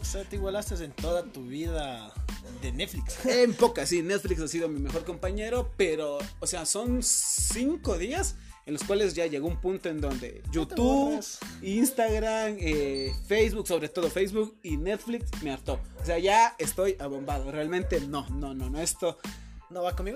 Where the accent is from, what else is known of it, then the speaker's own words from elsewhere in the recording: Ecuador; en mi país